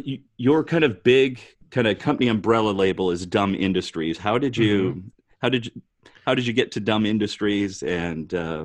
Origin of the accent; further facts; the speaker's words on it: Rockford, Illinois, United States; in my hometown of Rockford, Illinois